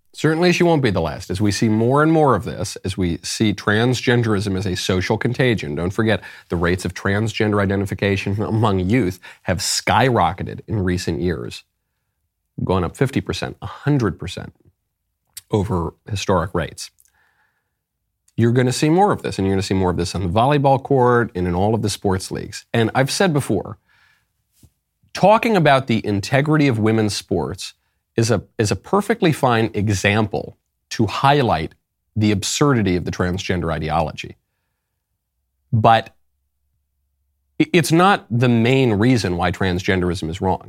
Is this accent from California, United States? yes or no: no; New York, United States; moved away; also born or lived in Los Angeles; I'm from New York.